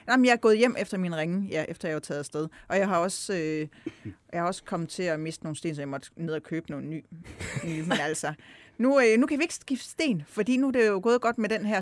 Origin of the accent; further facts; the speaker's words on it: Himmerland, North Jutland, North Denmark Region, Denmark; moved away as an adult; also born or lived in Copenhagen; now in Kolding, Denmark; er opvokset i Nordjylland, Himmerland, helt opad